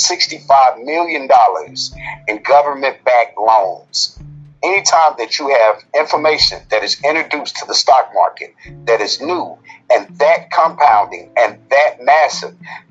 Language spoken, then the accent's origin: English; Memphis, Tennessee, United States; I grew up in South Memphis and Frazier. I was young in South Memphis and moved to Frazier during my 20s, early 20s